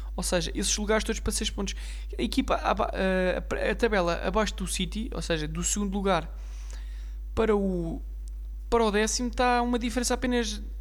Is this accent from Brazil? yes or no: no; Portugal; Eu, como português